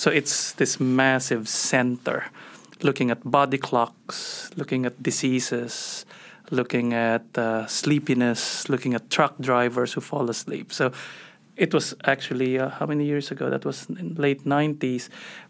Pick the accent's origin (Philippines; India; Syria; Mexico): Philippines; Manila, Metro Manila; moved away as an adult; also born or lived in New York / Philadelphia; now in United States; Yeah, so background-wise, I'm Filipino, so I grew up in Manila. Did my med school there and then left to do my psychiatry training in New York and Philadelphia